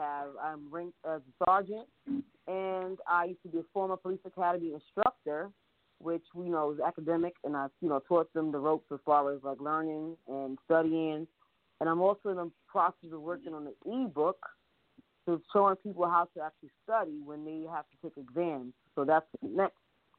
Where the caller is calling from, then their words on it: New York City, New York, United States; I am calling from New York City, Harlem, New York.